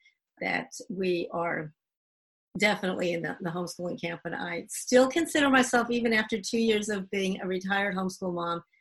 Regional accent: Northeast, United States; moved away as an adult; also born or lived in Dominican Republic / Americus, Georgia; we're both from the Northeast

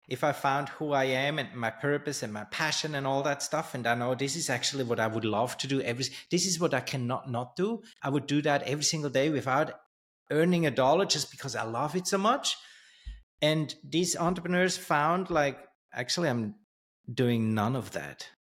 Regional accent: Switzerland; also born or lived in Thailand; I grew up in Switzerland

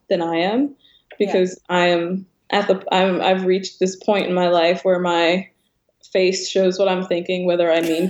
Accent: Baltimore, Maryland, United States; we're from Baltimore

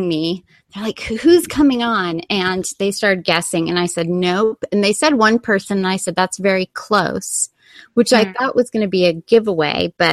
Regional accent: Corona, California, United States; on the block that I grew up in Corona, we were the first family

